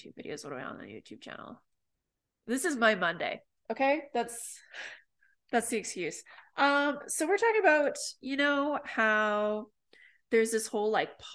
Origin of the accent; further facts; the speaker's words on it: Canada; growing up in Canada